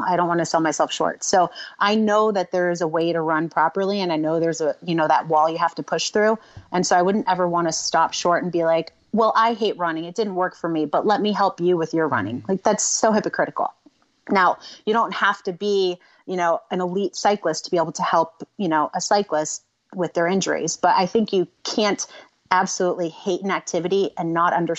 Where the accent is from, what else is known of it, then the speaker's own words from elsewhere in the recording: Florida, United States; growing up in Florida